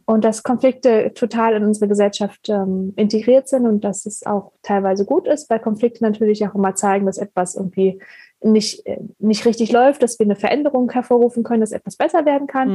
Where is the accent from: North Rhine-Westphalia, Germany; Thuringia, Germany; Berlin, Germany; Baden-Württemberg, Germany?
Berlin, Germany; ich komme ursprünglich aus Berlin